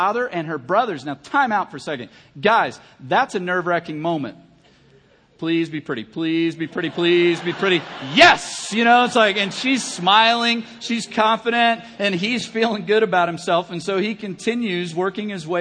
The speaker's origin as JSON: {"language": "English", "region": "Kentucky", "country": "United States", "said": "I'm from Kentucky"}